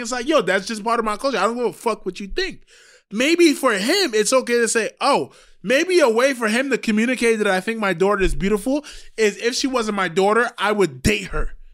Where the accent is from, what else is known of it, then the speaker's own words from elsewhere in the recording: Trinidad & Tobago; moved away; I am from Trinidad.